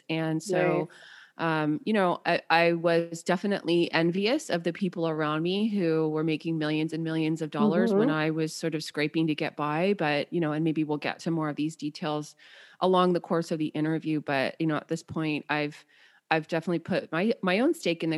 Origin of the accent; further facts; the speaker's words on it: San Jose, California, United States; I was born and raised in San Jose, California